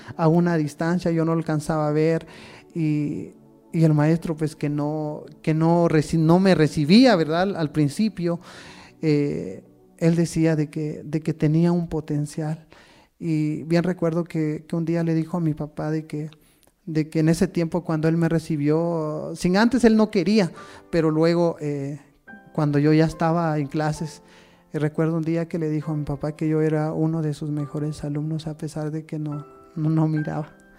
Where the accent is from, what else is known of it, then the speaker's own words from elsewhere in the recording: Santa Lucía Utatlán, Sololá, Guatemala; now in Santa Clara La Laguna, Guatemala; nací en Santa Lucía, Otatlán